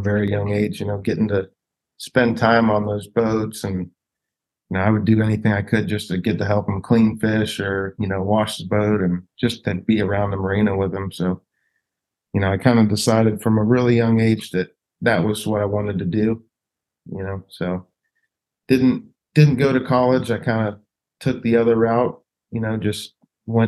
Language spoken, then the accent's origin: English; Pensacola, Florida, United States; also born or lived in California; grew up in Pensacola